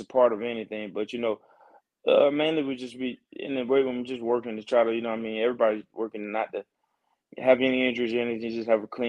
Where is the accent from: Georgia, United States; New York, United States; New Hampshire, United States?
Georgia, United States; Augusta; Georgia, I love Georgia. That's where I'm from. That's where I was born and raised.